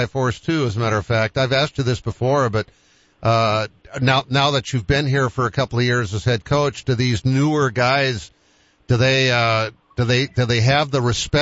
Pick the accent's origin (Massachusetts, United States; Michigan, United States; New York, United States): Massachusetts, United States; Boston; now in Sioux Falls, United States; I'm from Boston